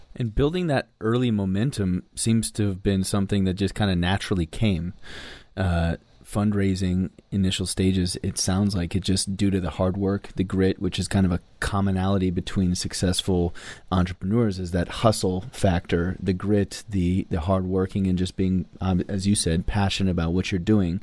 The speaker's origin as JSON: {"language": "English", "town": "Sedona", "region": "Arizona", "country": "United States", "tie": "born or raised there", "said": "I'm from Sedona, Arizona"}